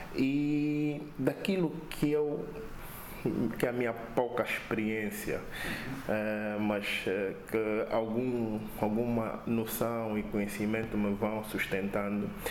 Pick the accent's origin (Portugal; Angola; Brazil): Angola; eu como angolano